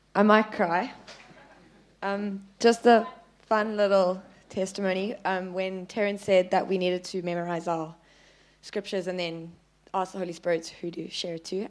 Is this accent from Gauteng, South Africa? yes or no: no; Plettenberg Bay, Western Cape, South Africa; I'm from Plet